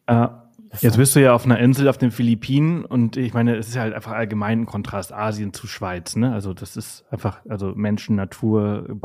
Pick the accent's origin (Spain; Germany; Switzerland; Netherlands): Spain; Balearic Islands; born there; moved away; bin zwar hier geboren auf Mallorca in Spanien, aber ich habe mein Leben, {S0} ja, also die letzten {S1} 20 Jahre woanders gelebt und jetzt komme ich zurück